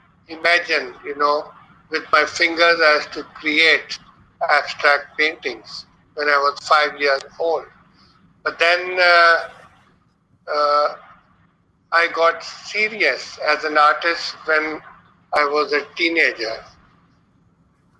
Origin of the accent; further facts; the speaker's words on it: Balochistan, Pakistan; moved away; also born or lived in Lahore, Punjab, Pakistan; I was born in Pakistan on 13th August 1954 at a remote area called Norelai in the province of Balochistan. And when I was born, there was no electricity there. Then I shifted to the province of Punjab, Lahore, for my education